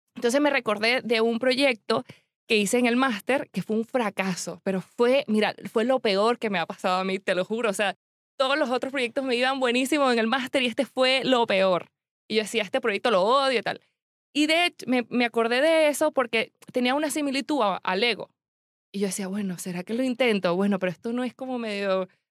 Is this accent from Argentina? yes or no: no; Venezuela; moved away as an adult; now in Spain; yo soy demasiado venezolana